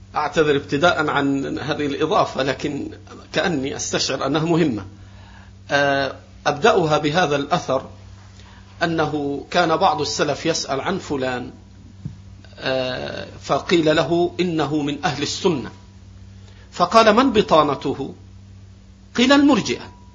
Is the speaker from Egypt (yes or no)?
yes; Egypt; عندنا في مصر